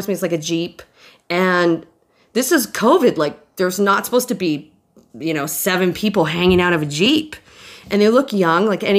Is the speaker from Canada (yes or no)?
yes; Toronto, Ontario, Canada; I'm from Toronto